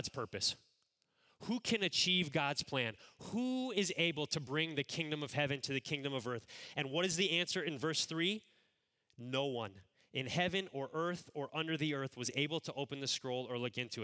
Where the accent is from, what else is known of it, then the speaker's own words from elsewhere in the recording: Cleveland, Ohio, United States; moved away as an adult; also born or lived in Chicago area; I grew up in the Cleveland, Ohio area